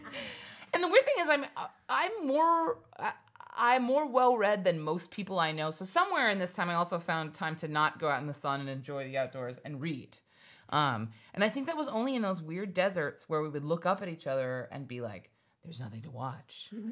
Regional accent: Hawaii, United States; And I just want you to know, I grew up in Hawaii. We had a pool, a yard, dogs.

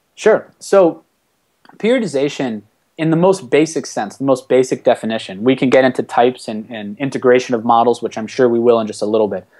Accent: Washington, D.C. area, Maryland, United States; moved away as an adult; also born or lived in Ohio / Florida; now in Miami, United States; I'm originally from Maryland uh, in the Washington, D.C. area

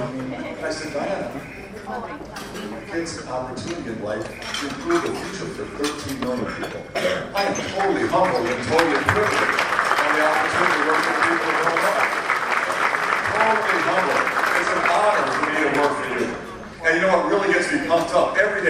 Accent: Deerfield, Illinois, United States; I'm a middle-class family. I grew up here in Deerfield, just up the road. I went to Wilmot School there on Deerfield Road by 294.

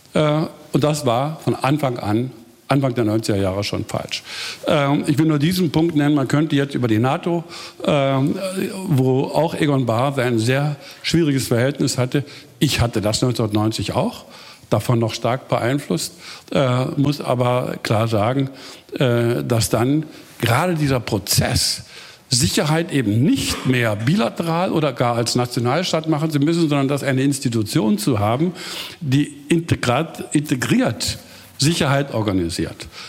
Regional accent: Germany; als Deutscher

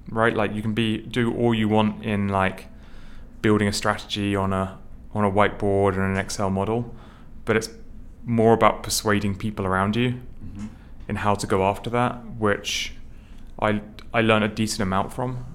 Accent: United Kingdom; now in New York City, United States; I grew up um, just outside London

